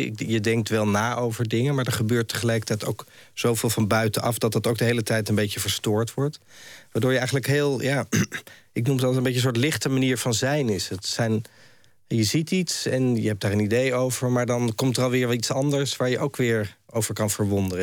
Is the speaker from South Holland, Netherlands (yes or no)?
no; Amsterdam, North Holland, Netherlands; ik kom uit Amsterdam, ik ben daar geboren en ik heb er ja, veel gewoond.